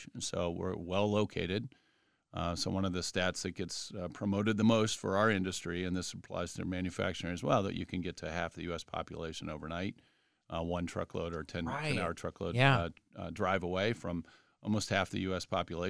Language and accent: English; Columbus, Ohio, United States; So I grew up here in Upper Arlington, Columbus. So in Columbus, kind of born and bred, and like a lot of folks in Arlington, I didn't venture very far.